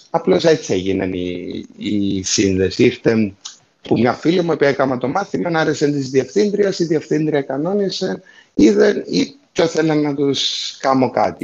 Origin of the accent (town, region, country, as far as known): Larnaca, Larnaca District, Cyprus; moved away; also born or lived in England